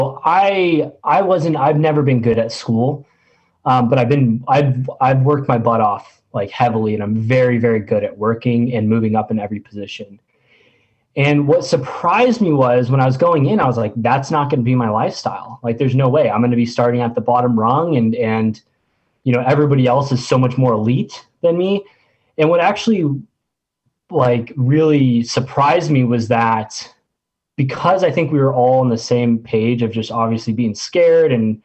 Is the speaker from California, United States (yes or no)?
yes; Orange County, California, United States; I grew up in Orange County, so my A school was actually in Point Loma, San Diego.